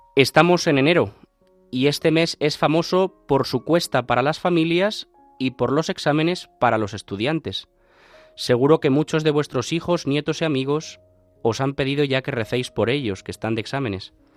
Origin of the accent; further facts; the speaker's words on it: Alcalá de Henares, Community of Madrid, Spain; yo que soy de Alcalá de Henares, pues entiendo eso muy fácil, ¿no? Porque en Alcalá estamos rodeados de universidades